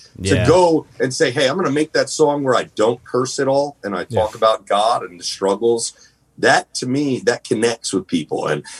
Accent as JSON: {"language": "English", "region": "Northeast", "country": "United States", "tie": "born or raised there", "said": "Because, you know, growing up in the Northeast, I never really traveled growing up as a kid."}